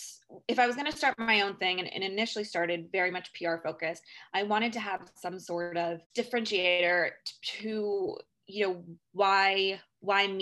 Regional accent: San Francisco, California, United States; moved away as an adult; now in New York, United States; I am originally from San Francisco, and I moved to New York about 10 years ago

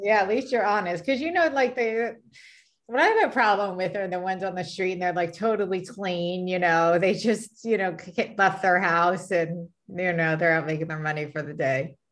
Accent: California, United States; now in Dallas, United States; I'm originally from California

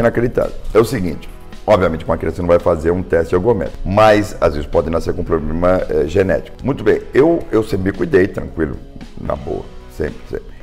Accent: Brazil; eu também sou brasileiro

